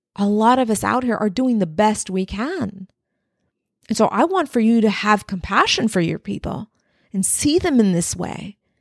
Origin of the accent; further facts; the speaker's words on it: Texas-Mexican border, United States; I was raised on the Texas-Mexican border